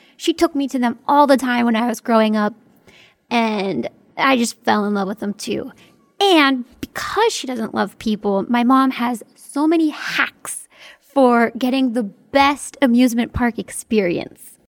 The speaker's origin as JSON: {"language": "English", "area": "near Hershey", "region": "Pennsylvania", "country": "United States", "tie": "born or raised there", "said": "my hometown is kind of in the middle of nowhere."}